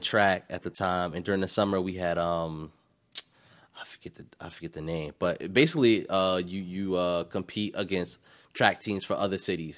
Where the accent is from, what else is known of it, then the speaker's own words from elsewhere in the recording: Irvington, New Jersey, United States; also born or lived in East Orange, New Jersey; I grew up, I grew up in Irvington